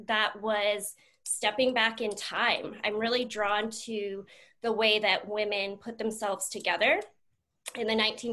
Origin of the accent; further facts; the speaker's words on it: New Jersey, United States; also born or lived in New York City / Florida / California; my parents moved to New Jersey when I was 4 years old. So I've been here pretty much my entire life